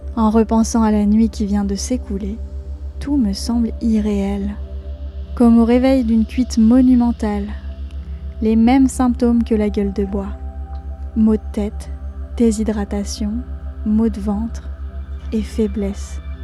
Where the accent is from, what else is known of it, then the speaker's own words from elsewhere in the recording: Savoie, Auvergne-Rhône-Alpes, France; moved away; je suis chez moi, en Savoie